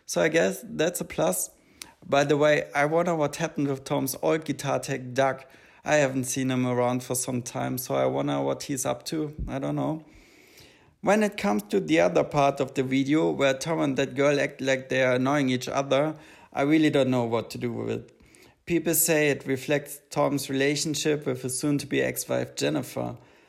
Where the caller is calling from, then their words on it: Vienna, Austria; I'm calling in from Vienna, Austria